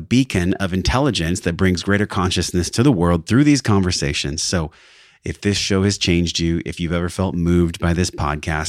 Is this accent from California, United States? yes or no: yes; San Diego, California, United States; a Bachelor of Science from SDSU, my hometown